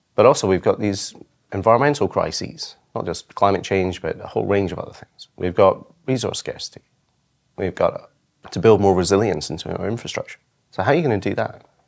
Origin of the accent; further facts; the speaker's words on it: Isle of Arran, Scotland, United Kingdom; I grew up on the Isle of Arran off the west coast of Scotland